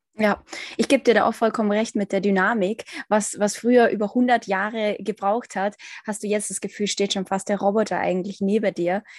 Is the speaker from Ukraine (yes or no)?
yes; Ukraine; ich zum Beispiel als Ukrainerin